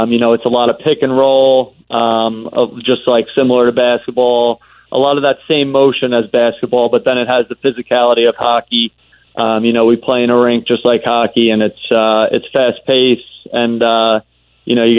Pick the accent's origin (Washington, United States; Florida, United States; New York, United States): New York, United States; Long Island; growing up on Long Island